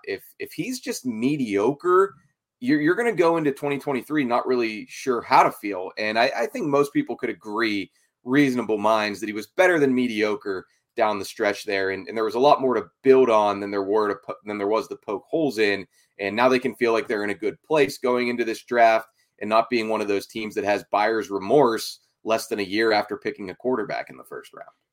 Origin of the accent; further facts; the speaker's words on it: Pittsburgh, Pennsylvania, United States; I'm from Pittsburgh originally, too, the North Hills area specifically. So I, of, of course, I grew up following the Steelers